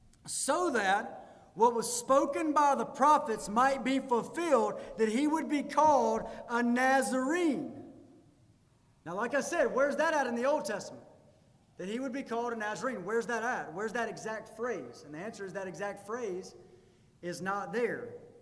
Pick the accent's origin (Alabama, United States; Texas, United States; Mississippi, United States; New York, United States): Mississippi, United States; Pearl; I read that and I thought, I can relate. I'm from Pearl. I feel like I can relate with that.